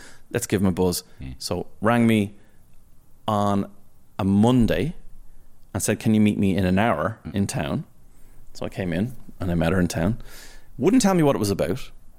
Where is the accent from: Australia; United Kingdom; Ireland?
Ireland; Portmarnock, Leinster; I'm from Port Marnock